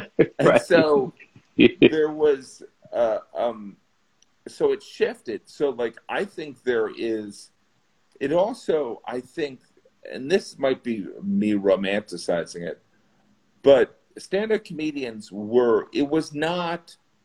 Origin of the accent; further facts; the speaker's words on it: Midwest, United States; moved away as an adult; also born or lived in Indiana; now in New York, United States; I was from the Midwest, and I moved to New York